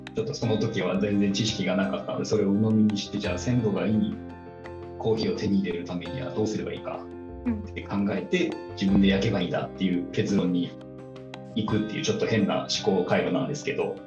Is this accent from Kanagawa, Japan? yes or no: no; Otaru, Hokkaido, Japan; 出身はですね北海道の、えー、小樽市出身でございます